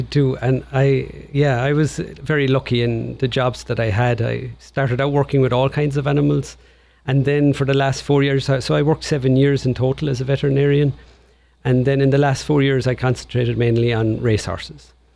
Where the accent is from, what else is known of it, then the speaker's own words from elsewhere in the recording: Tipperary, Munster, Ireland; accent: Irish; moved away as an adult; now in Portland, United States; I was born in Tipperary, County Tipperary in Ireland, and I grew up there